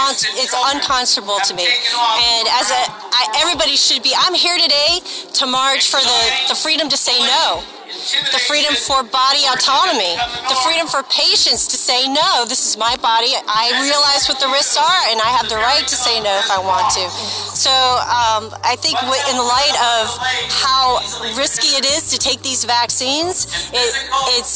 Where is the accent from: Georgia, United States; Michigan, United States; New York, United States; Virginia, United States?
Virginia, United States; I'm from Virginia